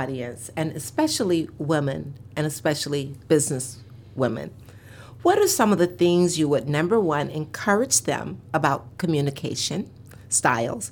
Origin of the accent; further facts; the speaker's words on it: Mississippi, United States; We're from Mississippi. My mom had 9 children, all natural childbirth